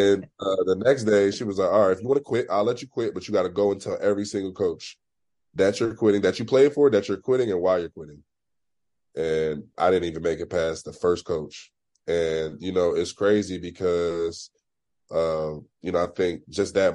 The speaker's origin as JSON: {"language": "English", "town": "Philadelphia", "region": "Pennsylvania", "country": "United States", "tie": "born or raised there", "said": "growing up in Philly"}